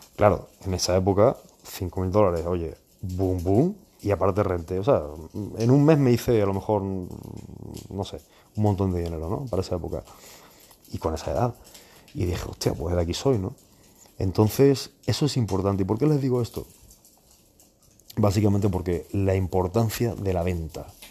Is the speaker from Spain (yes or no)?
yes; Spain; moved away; yo también soy español